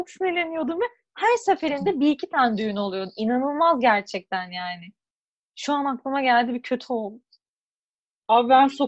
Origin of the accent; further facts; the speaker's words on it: Buca, İzmir, Turkey; Ben az Buca'lıyım abi.